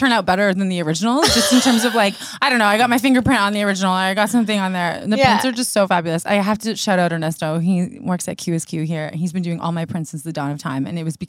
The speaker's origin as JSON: {"language": "English", "town": "Hamilton", "region": "Ontario", "country": "Canada", "tie": "born or raised there", "moved": "yes"}